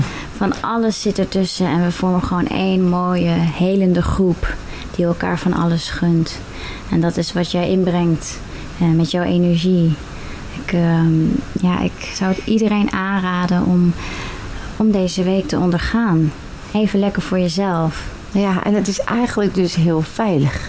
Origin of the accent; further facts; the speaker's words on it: Netherlands; Ik kom uit Bumren, 32 jaar.